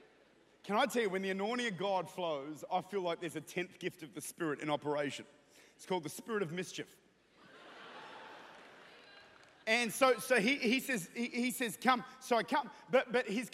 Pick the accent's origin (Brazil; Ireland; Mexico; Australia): Australia; now in New Zealand; I'm Australian.